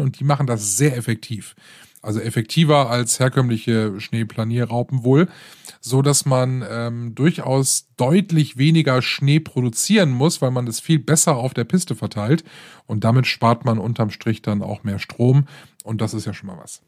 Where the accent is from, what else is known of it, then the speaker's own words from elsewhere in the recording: Rhineland, Germany; hier bei uns im Rheinland